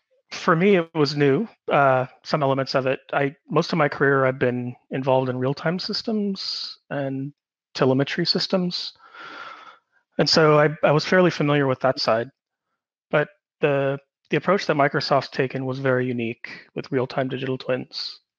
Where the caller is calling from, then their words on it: Sydney, New South Wales, Australia; I'm calling from Sydney, Australia